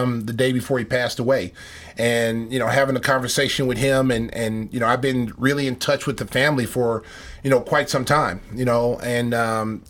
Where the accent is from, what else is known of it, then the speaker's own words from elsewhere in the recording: Oklahoma, United States; growing up in Oklahoma, you know, Oklahoma's a football state